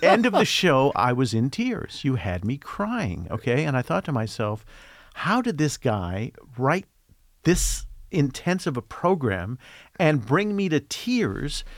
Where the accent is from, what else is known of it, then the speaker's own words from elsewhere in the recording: Indianapolis, Indiana, United States; moved away as an adult; also born or lived in Boston / Chatsworth, California; growing up in Indianapolis on, uh, W I F E radio